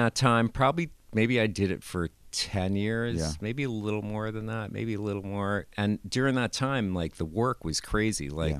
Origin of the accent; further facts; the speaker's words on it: New Jersey, United States; From fifth grade on in Jersey, where Pete Nichelle lives.